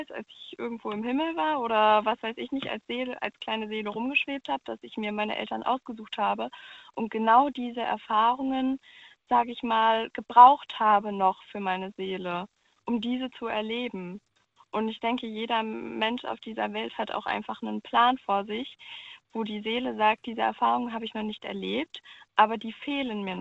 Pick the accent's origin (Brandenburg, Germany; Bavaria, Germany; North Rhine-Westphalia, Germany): North Rhine-Westphalia, Germany; Cologne; Ich komme ursprünglich auch aus Köln.